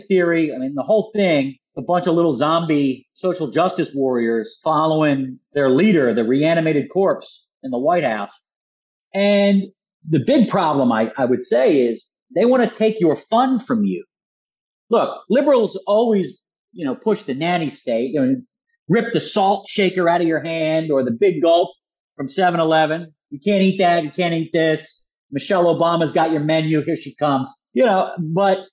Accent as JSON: {"language": "English", "town": "Philadelphia", "region": "Pennsylvania", "country": "United States", "moved": "yes", "said": "I'm from Philadelphia originally, as I'm sure your audience can hear in my accent"}